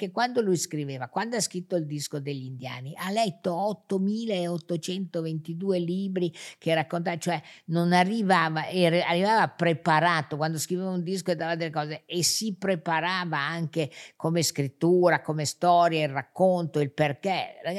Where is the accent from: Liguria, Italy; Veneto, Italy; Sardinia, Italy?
Liguria, Italy; Genoa; Sì, sono genovese.